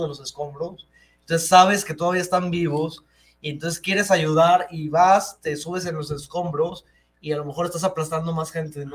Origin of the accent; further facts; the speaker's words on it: Guadalajara, Jalisco, Mexico; Yo nací aquí en, en Guadalajara